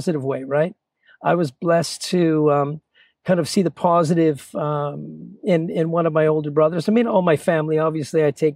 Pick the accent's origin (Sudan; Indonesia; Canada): Canada; Chilliwack, British Columbia; also born or lived in Toronto, Ontario; I was born in Toronto, Ontario. I moved, early life for me was a bit of a blur. The youngest of 10, moved to Chilliwack. Really, that's where life began for me. Really, I say that I started here because this is really where I got here when I was 9 years old, going on 10.